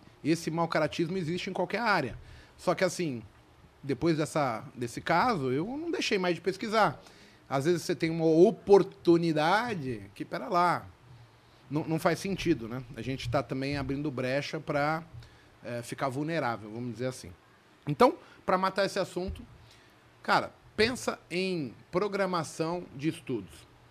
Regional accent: São Paulo, Brazil; also born or lived in Vila Brasilândia; Eu nasci na Vila Nova Cachoeirinha. Eu, eu, há pouco tempo, cara, seis anos atrás, eu morava ali na Vila Brasilândia

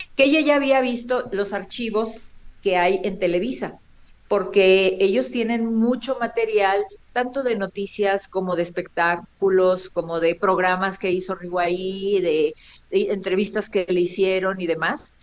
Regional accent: Monterrey, Nuevo León, Mexico; moved away; also born or lived in Tampico, Tamaulipas; yo nací en Monterrey, Nuevo León, y de ahí mis padres se fueron a vivir a Tampico, y en Tampico es donde yo conozco a Río

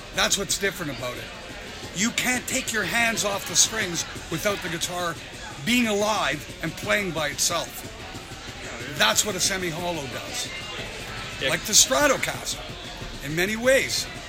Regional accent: Canada; I'm just a Canadian guy

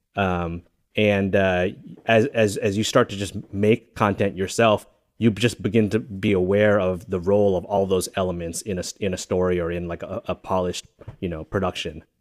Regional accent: New Jersey, United States; also born or lived in Singapore / Massachusetts / New York; I really think of New Jersey as my home or, uh, the, the home of my, my childhood experience and my formative years

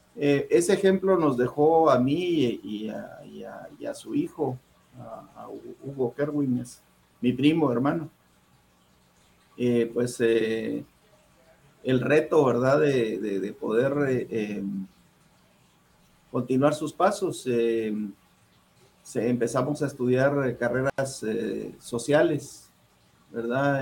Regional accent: Guatemala City, Guatemala Department, Guatemala; moved away as an adult; also born or lived in Huehuetenango, Guatemala; now in Los Angeles, United States; yo soy originario de Huehuetenango, el departamento de Huehuetenango, Guatemala, ahí nací

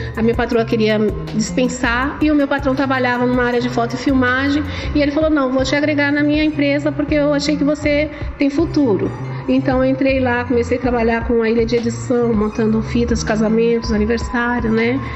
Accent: São Paulo, Brazil; also born or lived in Casa Nova, Bahia; Eu vim aqui para São Paulo, eu tinha em média 7 anos de idade. Eu sou nascida na Bahia, minha cidade é Casa Nova, Bahia

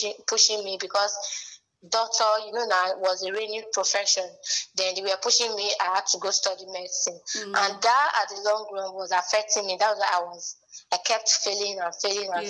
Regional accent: Benin City, Edo, Nigeria; where I was growing up in Benin

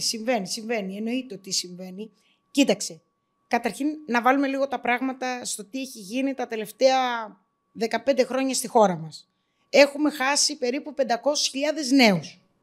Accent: Greece; εγώ το βλέπα σαν Ελληνίδα στην Ελλάδα

